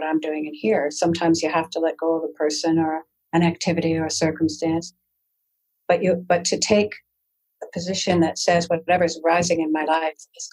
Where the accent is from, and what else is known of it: Canada